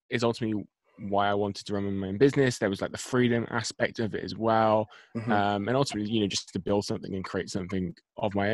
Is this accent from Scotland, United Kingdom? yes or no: no; Bristol, South West England, United Kingdom; So I am from. If I just say Bristol to your audience, I don't know.